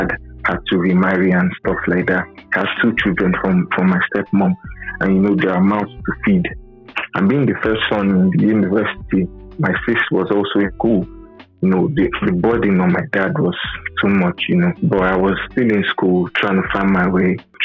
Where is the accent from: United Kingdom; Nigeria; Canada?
Nigeria; Growing up in Nigeria, especially, and Africa as a whole, the educational system isn't top-notch